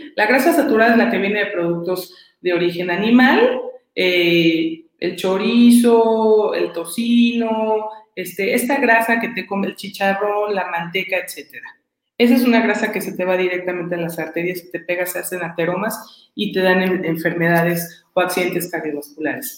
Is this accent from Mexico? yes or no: yes; Mexico; como mexicanos